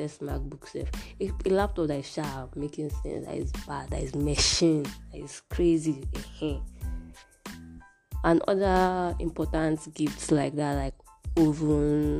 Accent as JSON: {"language": "English", "town": "Iwo", "region": "Osun", "country": "Nigeria", "said": "I'm from Iwo, Osun State, Nigeria"}